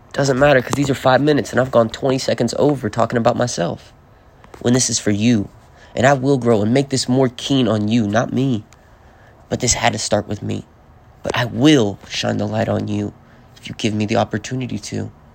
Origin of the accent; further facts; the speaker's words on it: the South, United States; I'm fucking from the South, so I say y'all